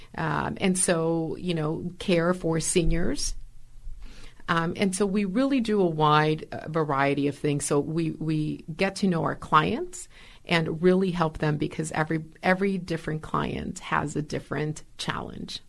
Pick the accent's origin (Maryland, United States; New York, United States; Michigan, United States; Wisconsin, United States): Wisconsin, United States; Milwaukee; I was born and raised here in Milwaukee